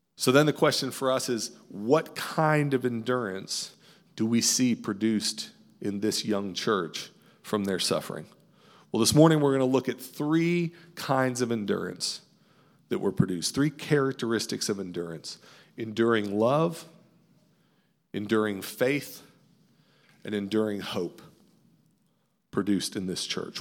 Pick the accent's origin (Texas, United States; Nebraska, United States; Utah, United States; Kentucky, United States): Kentucky, United States; right outside Fort Knox; I grew up in Kentucky right outside of Fort Knox military base